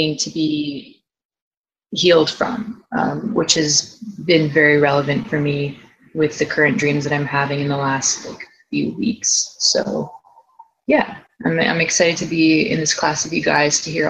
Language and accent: English; Toronto, Ontario, Canada; now in Vancouver, Canada; I am from Toronto, Ontario, Canada, currently in Vancouver right now.